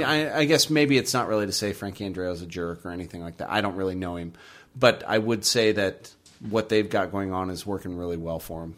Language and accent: English; United States; I'm from America